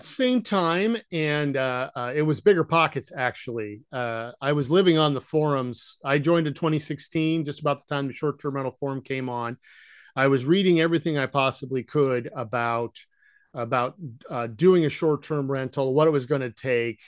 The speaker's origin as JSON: {"language": "English", "region": "Idaho", "country": "United States", "tie": "born or raised there", "also_born_or_lived": "Ohio / Western Washington", "moved": "yes", "said": "We moved to Idaho when I was, uh, probably seven or eight, and I grew up there, essentially, between the town of Pocatello and, uh, uh, Coeur d'Alene."}